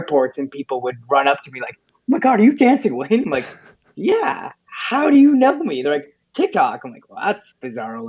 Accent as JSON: {"language": "English", "town": "Oshawa", "region": "Ontario", "country": "Canada", "tie": "born or raised there", "said": "my high school talent show in Oshawa"}